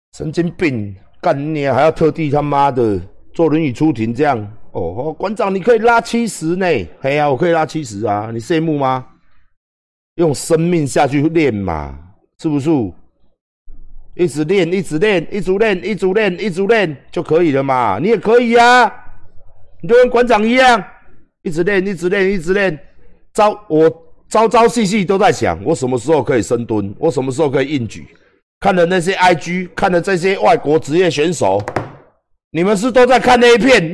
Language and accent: Chinese; Taiwan; 我只知道是台湾人